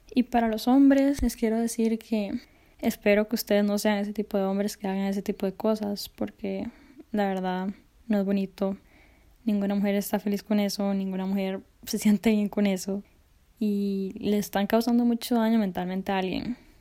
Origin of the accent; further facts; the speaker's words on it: Costa Rica; yo soy de Costa Rica